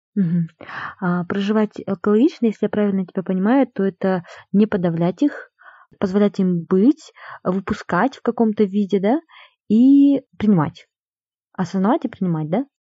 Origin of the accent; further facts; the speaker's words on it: Kokshetau, Akmola Region, Kazakhstan; now in Almaty, Kazakhstan; я сейчас живу в Алмате, это большой город, который намного свободнее, да, во многих отношениях, чем Кокштау